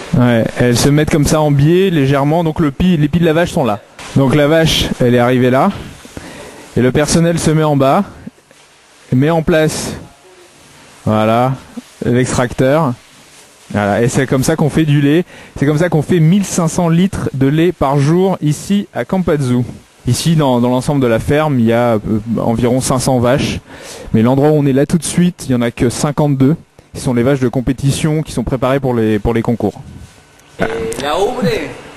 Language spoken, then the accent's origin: French; Grenoble, Auvergne-Rhône-Alpes, France; je suis grenoblois